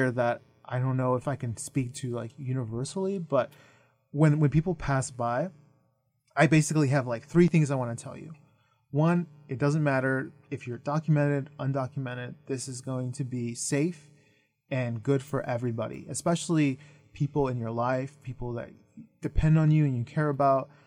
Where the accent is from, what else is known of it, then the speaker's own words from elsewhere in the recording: Idaho, United States; growing up in Idaho, I ended up translating a lot for, like, my mom and my family.